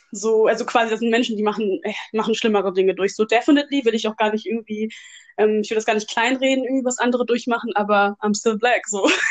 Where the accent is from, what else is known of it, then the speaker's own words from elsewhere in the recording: Germany; Ich bin in Deutschland geboren.